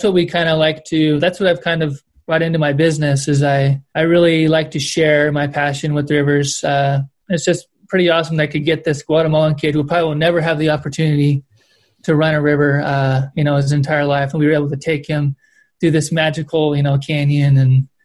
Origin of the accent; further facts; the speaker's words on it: Kern Valley, California, United States; I grew up in the Kern Valley, which is a Southern Sierra